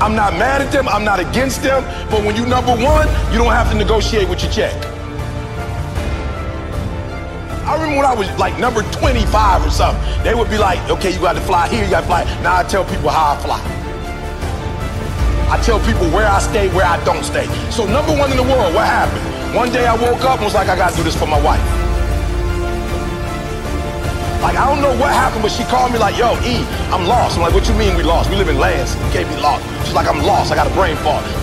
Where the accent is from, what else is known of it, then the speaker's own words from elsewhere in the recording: Chicago, Illinois, United States; My mama barely finished Dunbar. I'm from the South Side of Chicago